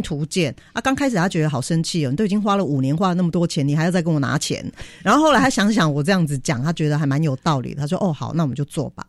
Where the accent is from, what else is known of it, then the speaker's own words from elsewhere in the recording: Taiwan; 像我这个台湾人